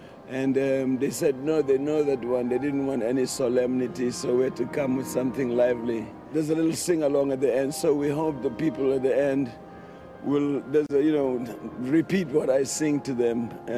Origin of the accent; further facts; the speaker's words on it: South Africa; I'm from South Africa.